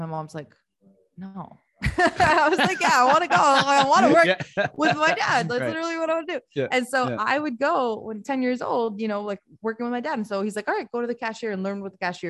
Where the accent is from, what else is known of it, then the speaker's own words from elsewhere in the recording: United States; English is a second language; also born or lived in Tirana, Albania / Rome, Italy; when I was 5 years old, moved to the US.